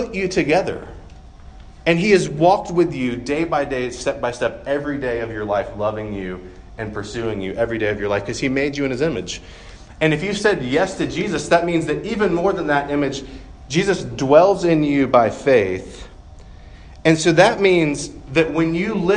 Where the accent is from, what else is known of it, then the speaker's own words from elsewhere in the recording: Georgia, United States; moved away; I'm from Georgia, and from in the Deep South